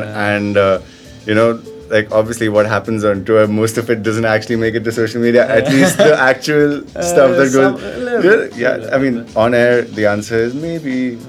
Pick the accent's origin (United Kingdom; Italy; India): India; as Indian artists